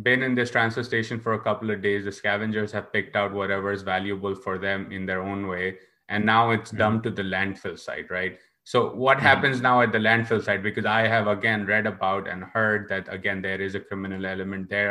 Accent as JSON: {"language": "English", "town": "Karachi", "region": "Sindh", "country": "Pakistan", "tie": "born or raised there", "said": "growing up in Karachi"}